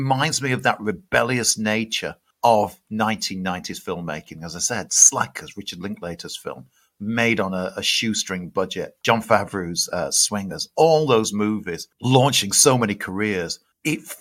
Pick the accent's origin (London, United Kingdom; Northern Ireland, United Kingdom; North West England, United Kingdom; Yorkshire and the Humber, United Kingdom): Yorkshire and the Humber, United Kingdom; Sheffield; I'm a kid from Sheffield